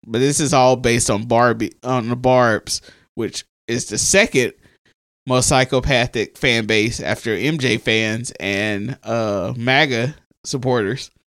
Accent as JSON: {"language": "English", "region": "the South", "country": "United States", "said": "we're from the South"}